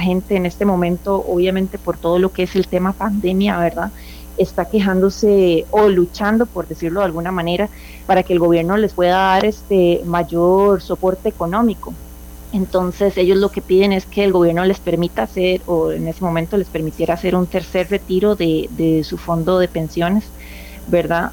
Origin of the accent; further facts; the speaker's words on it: Costa Rica; now in Chile; como costarricense, orgullosamente